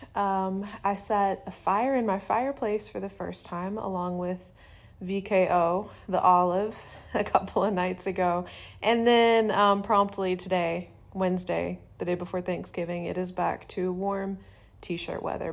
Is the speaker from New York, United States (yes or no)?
no; Georgia, United States; I've only ever lived in the South